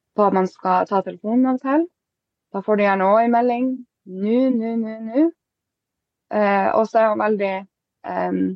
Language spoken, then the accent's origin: Norwegian; Båtsfjord, Finnmark, Norway; also born or lived in Honningsvåg; now in Alta, Norway; jeg er fra Båtsfjord, egentlig